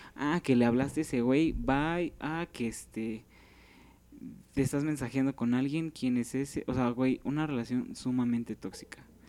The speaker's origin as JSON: {"language": "Spanish", "region": "Mexico City", "country": "Mexico", "said": "Soy de Iztapalapa, casi llegando a Tláhuac"}